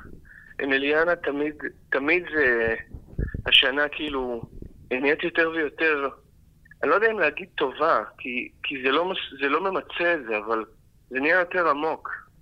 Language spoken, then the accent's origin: Hebrew; Israel; בתור עם ישראל, כי אנחנו עם ישראל